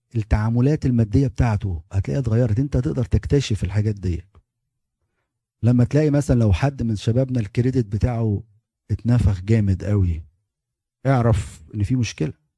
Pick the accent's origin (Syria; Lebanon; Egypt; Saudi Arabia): Egypt; moved away as an adult; احنا كمصريين